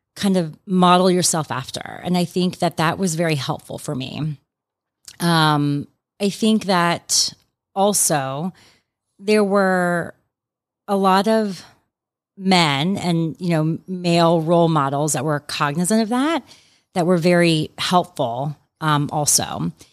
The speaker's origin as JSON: {"language": "English", "town": "Atlanta", "region": "Georgia", "country": "United States", "also_born_or_lived": "New York City", "said": "I'm from Atlanta, so I have just been delighted and love to be back here practicing in Atlanta"}